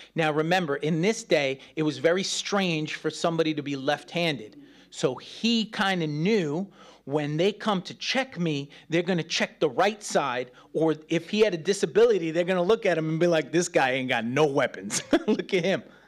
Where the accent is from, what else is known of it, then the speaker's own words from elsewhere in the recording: New York City, New York, United States; moved away; I grew up in New York City, man, those rats are big.